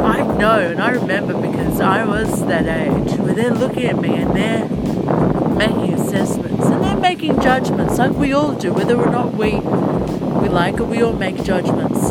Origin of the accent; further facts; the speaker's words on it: Australia; also born or lived in Egypt; I was born in Egypt. Then I came to Australia when I was about 8 months old.